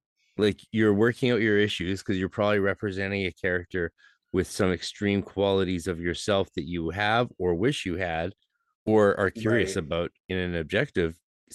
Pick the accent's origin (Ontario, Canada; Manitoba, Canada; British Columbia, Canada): British Columbia, Canada; we didn't notice it too much because, but that's because I'm from